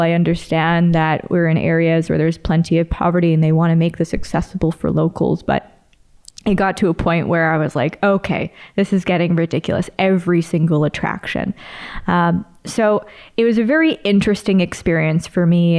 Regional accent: Canada; born and raised in Canada

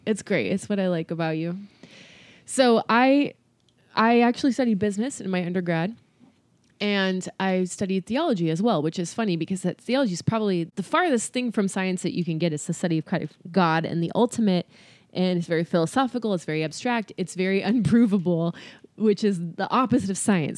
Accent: California, United States; also born or lived in Boston; now in Tennessee, United States; I'm from California

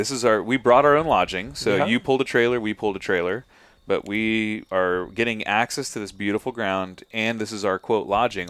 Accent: Southern California, United States; I grew up in Southern California.

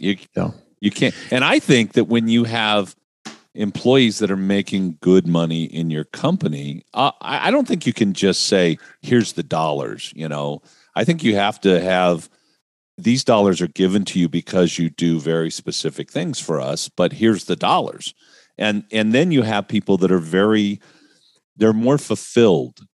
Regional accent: Palm Springs, California, United States; I grew up in Palm Springs, and I worked on cars in Palm Springs in a brick building with no air conditioning

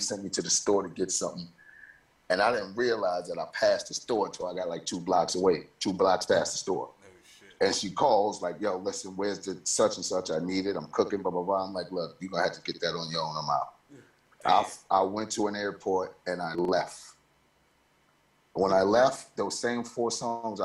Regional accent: New York City, New York, United States; moved away; my hometown where I'm voted most likely to fail

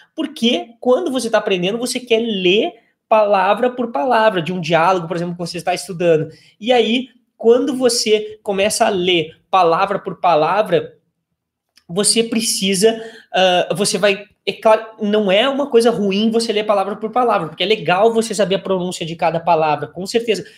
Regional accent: Brazil; nós brasileiros

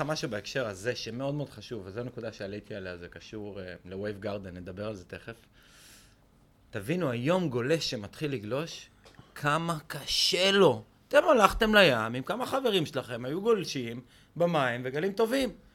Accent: Israel; קודם כל אנחנו בישראל, אנחנו ישראלים

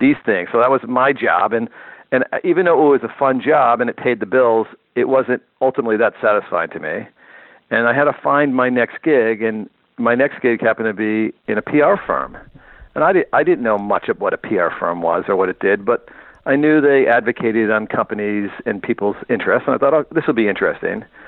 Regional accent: Northeast, United States; moved away as an adult; now in California, United States; I'm a guy from the Northeast

